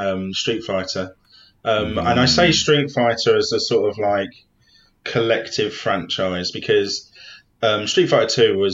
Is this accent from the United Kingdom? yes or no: yes; London, United Kingdom; I grew up in South London